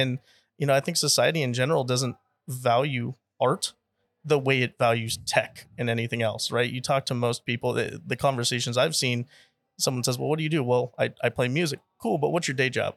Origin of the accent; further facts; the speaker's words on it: San Jose, California, United States; also born or lived in Texas; now in Austin, United States; born and raised in San Jose, California, but, uh, been in Texas here for, gosh, going on twelve years now